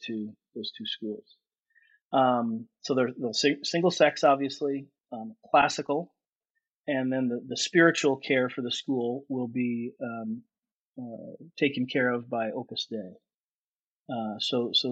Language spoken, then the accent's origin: English; Seal Beach, California, United States; I'm born and raised in Orange County, California